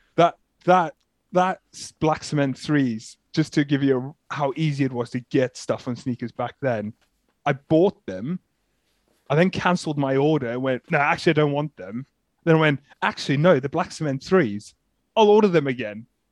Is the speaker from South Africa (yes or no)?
yes; South Africa; now in United Kingdom; I'm originally from South Africa, so kind of been in the U K